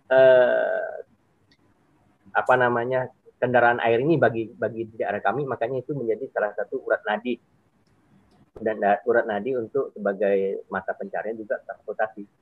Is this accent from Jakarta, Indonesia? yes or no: no; Kubu Raya, West Kalimantan, Indonesia; also born or lived in Pontianak; lahir di Pontianak, cuma besarnya di Kabupaten Kuburaya, Kalbar, Kalimantan Barat.